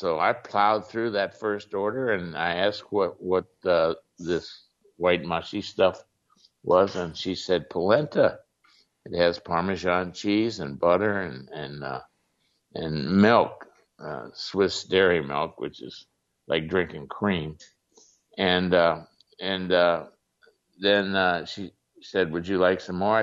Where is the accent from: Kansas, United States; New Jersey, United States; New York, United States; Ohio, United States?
Ohio, United States; also born or lived in Switzerland; when I was growing up in Ohio